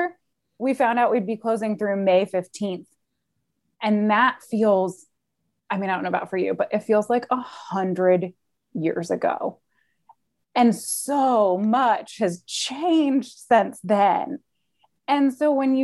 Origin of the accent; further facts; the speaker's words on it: Charlotte, North Carolina, United States; also born or lived in Washington, District of Columbia, United States; I was born in Charlotte